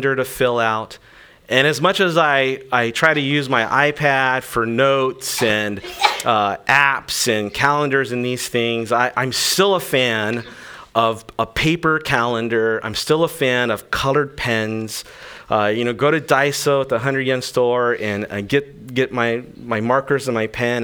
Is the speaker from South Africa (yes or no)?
no; Okinawa, Japan; I grew up here in Okinawa. My mom was Okinawan